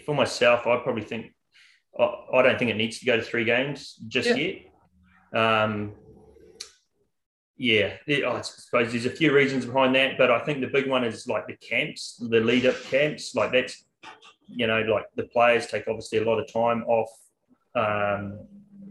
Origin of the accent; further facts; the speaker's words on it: New Zealand; moved away as an adult; now in Australia; I am a Kiwi